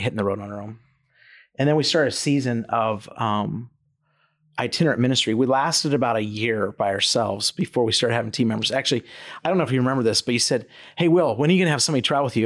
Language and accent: English; Twin Falls, Idaho, United States; moved away as an adult; I grew up in Idaho